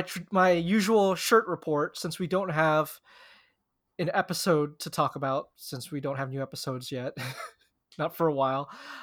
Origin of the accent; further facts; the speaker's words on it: Philippines; As you know, I'm the Filipino bull in merino wool.